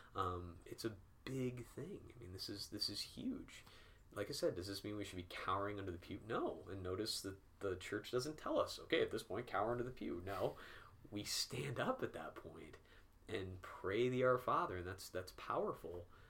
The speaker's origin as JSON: {"language": "English", "town": "Peoria", "region": "Illinois", "country": "United States", "tie": "born or raised there", "moved": "as an adult", "lives_now": "North Carolina, United States", "said": "I grew up in Peoria, Illinois"}